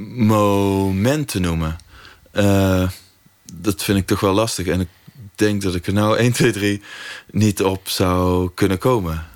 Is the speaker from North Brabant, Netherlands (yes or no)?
yes; North Brabant, Netherlands; in het dorp waar ik ben opgegroeid